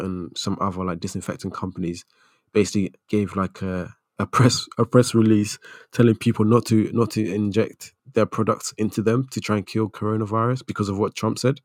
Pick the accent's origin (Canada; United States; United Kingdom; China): United Kingdom; as a British Ghanaian